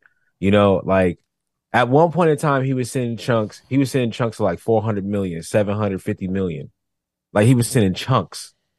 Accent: United States; As an American

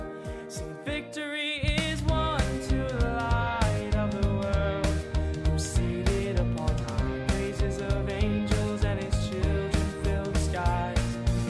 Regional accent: Florida, United States; also born or lived in Hawaii / Pensacola; now in Nashville, United States; Yeah, kind of grown up all over the place. I was born in Hawaii, mostly grown up in Florida.

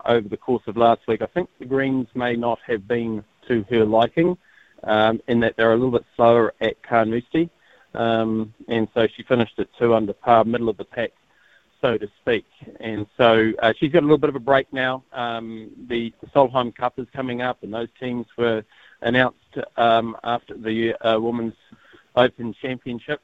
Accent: New Zealand; I'm a New Zealander of Māori descent

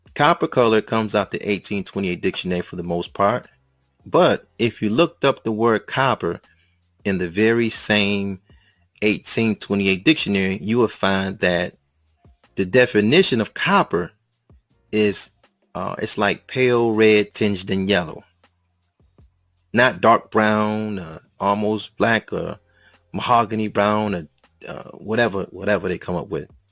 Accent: United States; I'm just from the States

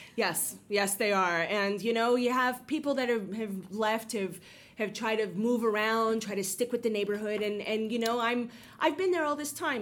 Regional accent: New York City, New York, United States; I'm born and bred in the Bronx, like essentially. Like I grew up in the Bronx

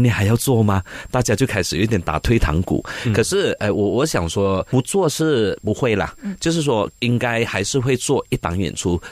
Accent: Malaysia; 我们是马来西亚人

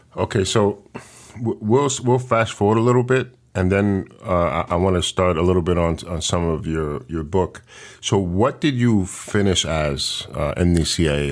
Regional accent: New York City, New York, United States; moved away; also born or lived in the Bronx; I'm from Washington Heights originally

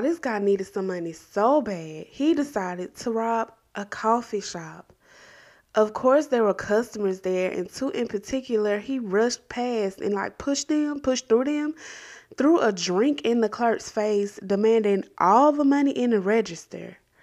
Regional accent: Columbus, Georgia, United States; my hometown of Columbus, Georgia

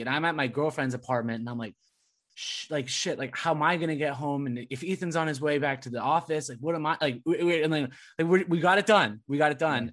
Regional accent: Southern California, United States; moved away as an adult; also born or lived in Providence; now in Massachusetts, United States; growing up in SoCal

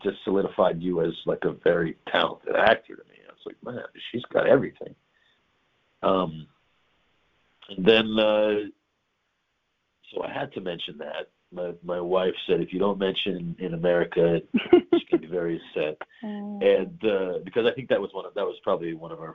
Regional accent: New York, United States; now in United Kingdom; I'm a New Yorker.

